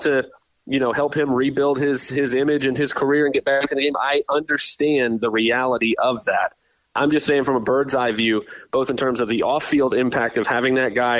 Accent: Tampa, Florida, United States; We grew up in Tampa here, so we're Bucs fans

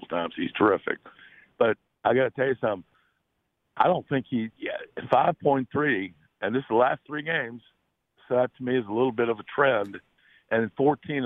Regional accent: Jacksonville, Florida, United States; moved away; also born or lived in Atlanta; I'm from Jacksonville originally

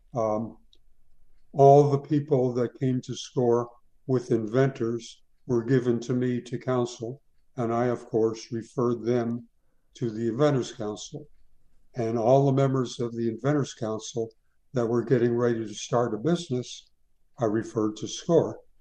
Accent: Tucson, Arizona, United States; moved away as an adult; also born or lived in New York City; now in Winter Park, United States; I was born in New York City, uh, but I grew up in Tucson, Arizona

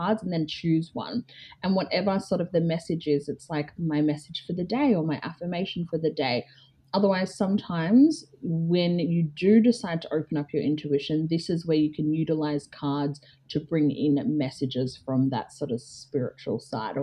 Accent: Melbourne, Victoria, Australia; moved away as an adult; now in Geelong, Australia; grew up in like suburban Melbourne as like the only black kid

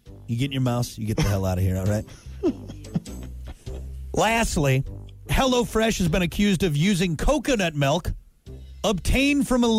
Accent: United States; I'm American.

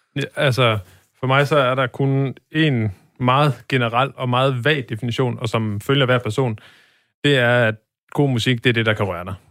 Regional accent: Birkelse, North Denmark Region, Denmark; now in Aarhus, Denmark; jeg kommer fra en meget lille by, der hedder Birkelse, som ja. ligger midt imellem øh, Aalborg og Blokhus

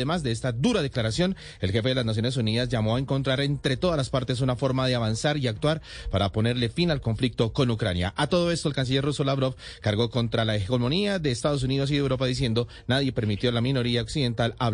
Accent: Venezuela; Como venezolano, yo veo, y siempre lo he dicho, Camila, que es muy, pero muy difícil poder lidiar y negociar con un régimen autoritario.

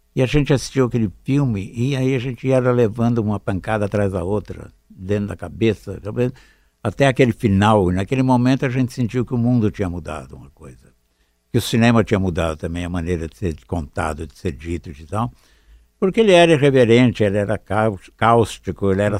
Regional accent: Araraquara, São Paulo, Brazil; moved away; Eu sou de Araraquara. Estávamos lá na época dos 20 anos, 20 e poucos anos

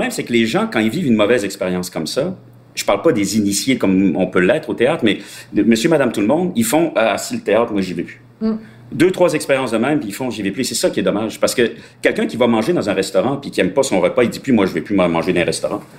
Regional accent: France; also born or lived in Spain / Morocco; Moi, je suis français d'origine espagnole.

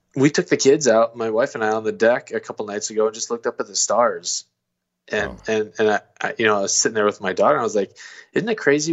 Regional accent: Illinois, United States; now in Missouri, United States; I grew up in Illinois

